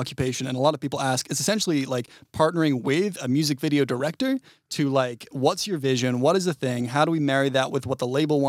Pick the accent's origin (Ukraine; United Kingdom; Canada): United Kingdom; moved away; I'm not from Sweden. I am from the UK, though.